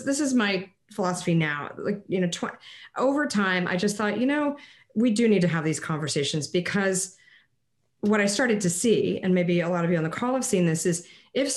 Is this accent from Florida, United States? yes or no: no; Connecticut, United States; Parents were from Texas, even though I grew up in Connecticut.